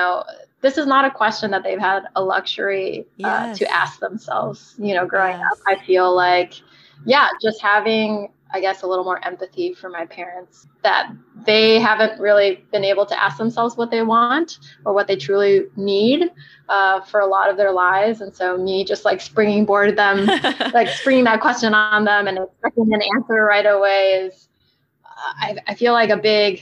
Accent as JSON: {"language": "English", "town": "San Diego", "region": "California", "country": "United States", "tie": "born or raised there", "said": "growing up in San Diego, all the pools are outdoors"}